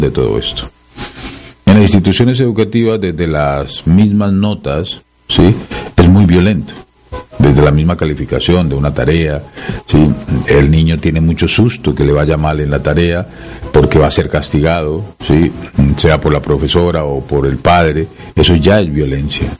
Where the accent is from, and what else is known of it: Peru